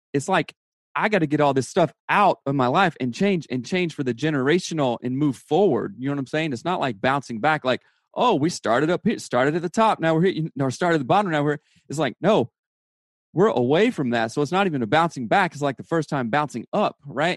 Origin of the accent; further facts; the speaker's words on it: South Carolina, United States; now in Seattle, United States; I'm from South Carolina